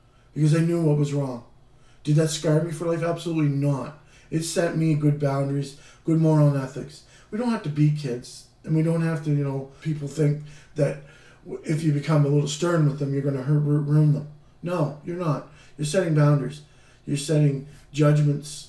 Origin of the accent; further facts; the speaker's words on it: Canada; being a Canadian